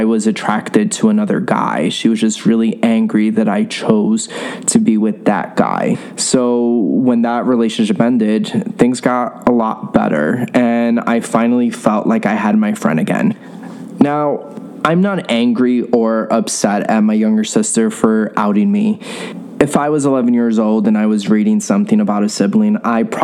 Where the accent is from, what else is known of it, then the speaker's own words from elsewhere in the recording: New York City, New York, United States; I grew up in New York City in a Latino Catholic household